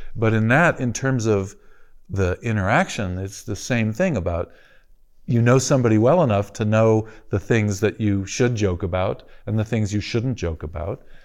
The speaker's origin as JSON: {"language": "English", "town": "Los Angeles", "region": "California", "country": "United States", "tie": "born or raised there", "said": "I grew up in the Fairfax area of LA, which is sometimes called Little Jerusalem."}